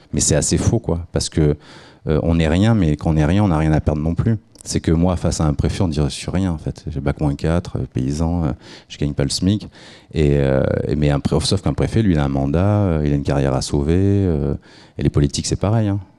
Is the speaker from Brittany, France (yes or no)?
no; Nice, Provence-Alpes-Côte d'Azur, France; moi je suis niçois